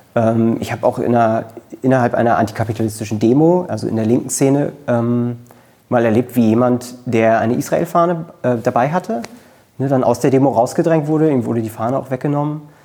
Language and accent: German; Berlin, Germany; Ich bin in Köpenick zur Schule gegangen. Ähm, ich bin auch äh, in Köpenick geboren